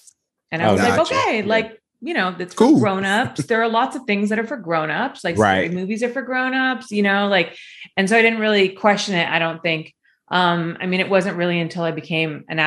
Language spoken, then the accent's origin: English; Los Angeles, California, United States; also born or lived in Hollywood, Los Angeles / Calabasas, California; I grew up in like the Culver City, Mar Vista area